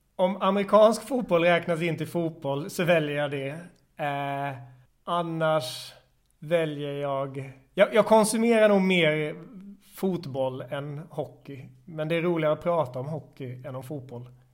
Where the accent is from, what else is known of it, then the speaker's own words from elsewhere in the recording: Växjö, Kronoberg County, Sweden; moved away as an adult; also born or lived in Malmö; now in Stockholm, Sweden; i Växjö i Småland där jag kommer ifrån